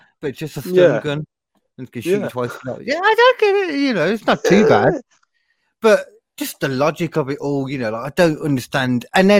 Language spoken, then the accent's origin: English; England, United Kingdom; we're English